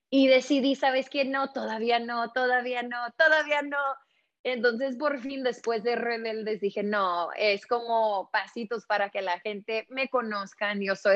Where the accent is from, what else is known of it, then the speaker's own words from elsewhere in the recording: Los Angeles, California, United States; criada acá en Los Ángeles. Mi papá es de México, saludos a toda mi gente en México. Mi mamá también es de Los Ángeles y es indígena de acá. Entonces … ubicada acá en el Valle de San Fernando, en la ciudad